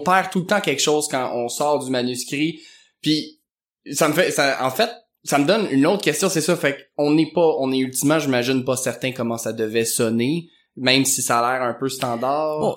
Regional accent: Quebec, Canada; au Québec, on nous martèle souvent que une histoire très nouvelle, c'est pas passé grand-chose puis ça me boguait un peu quand j'étais jeune

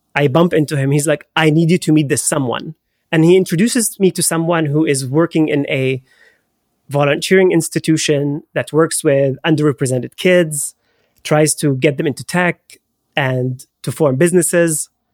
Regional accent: Haifa, Haifa District, Israel; born or raised there; moved away

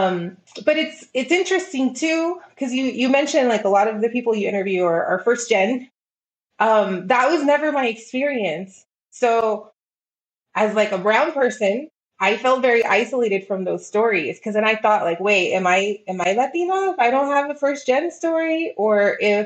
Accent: El Paso, Texas, United States; I was very blessed by growing up here.

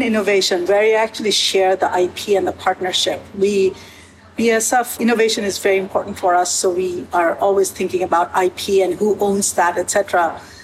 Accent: United States; moved away as an adult; now in Canada; as an American coming to work in Canada

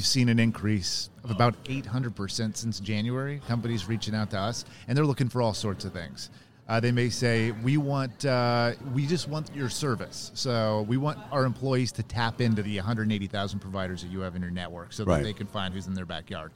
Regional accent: San Diego, California, United States; I'm from San Diego

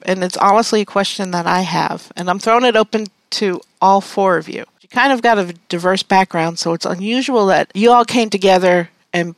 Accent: New York, United States; moved away; I'm from New York. I'm from the East Coast

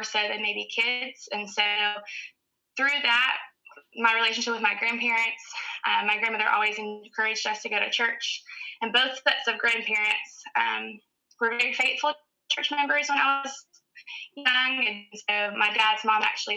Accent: Newberry, South Carolina, United States; From a little town called Newberry, South Carolina, which is about 30 minutes north of Columbia

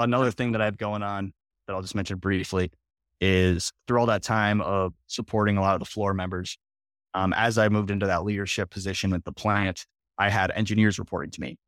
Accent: Minnesota, United States; also born or lived in Iowa; I grew up in Minnesota

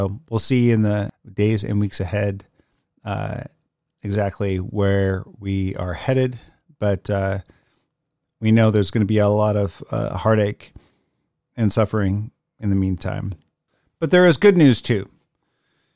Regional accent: Puget Sound area, Washington, United States; I was born and raised in the Puget Sound area

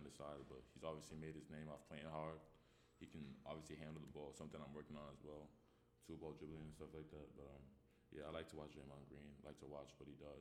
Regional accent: New York, United States; I'm from New York

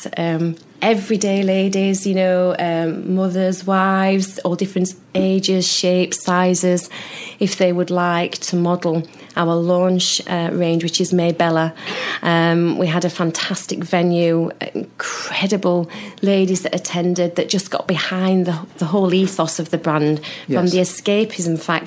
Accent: Sheffield, Yorkshire and the Humber, United Kingdom; I'm from Sheffield.

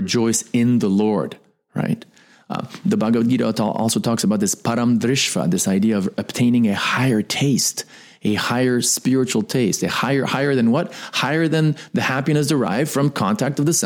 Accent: United States; I am an American. I was born in America

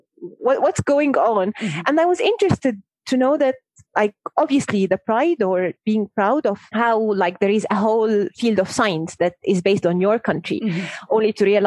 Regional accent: Egypt; being an Egyptian and growing up in Egypt myself.

